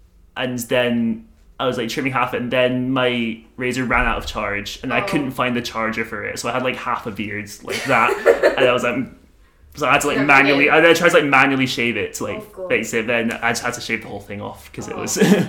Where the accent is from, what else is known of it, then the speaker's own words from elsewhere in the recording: Forres, Scotland, United Kingdom; I'm from a town called Forres, which is in the Highlands near Inverness.